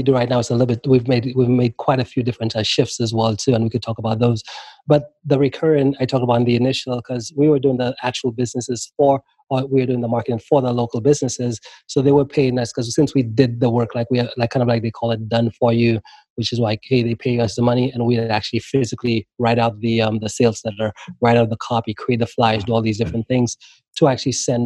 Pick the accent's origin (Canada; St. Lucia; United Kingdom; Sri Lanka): St. Lucia; moved away as an adult; also born or lived in Maryland, United States; now in United States; when I left St. Lucia, moved to the U.S., moved to there at like 18.